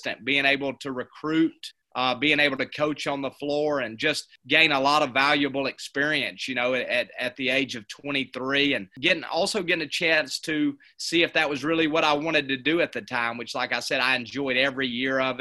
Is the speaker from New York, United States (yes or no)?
no; Hamilton, Alabama, United States; moved away as an adult; now in Ozark, United States; I'm actually from Hamilton, Alabama, which is right on the Alabama-Mississippi line. After my senior year at Hamilton High School